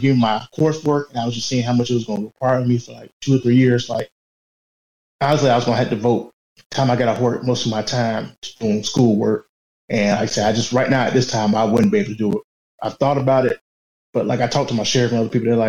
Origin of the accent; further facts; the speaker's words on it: Augusta, Georgia, United States; I'm from Augusta, Georgia